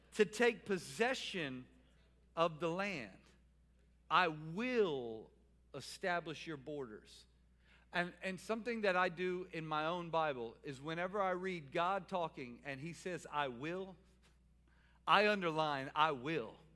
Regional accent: New Orleans, Louisiana, United States; now in Salisbury, United States; I'm from New Orleans

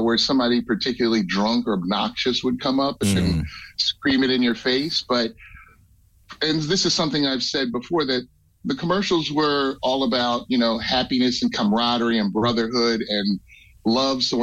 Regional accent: Philadelphia, Pennsylvania, United States; We're all from Philadelphia.

